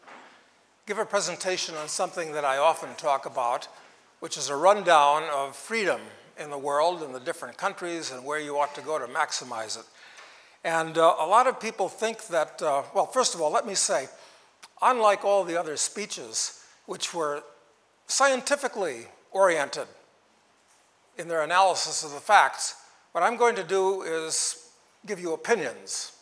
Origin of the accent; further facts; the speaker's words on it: United States; I was born in America